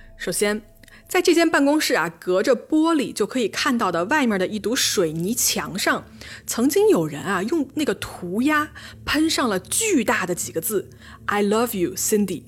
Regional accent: Changsha, Hunan, China; accent: plastic Mandarin; 我们是两个长沙妹坨

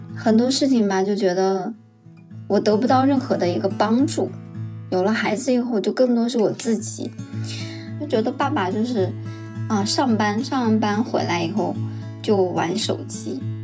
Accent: Shanxi, China; now in Beijing, China; 我是山西人

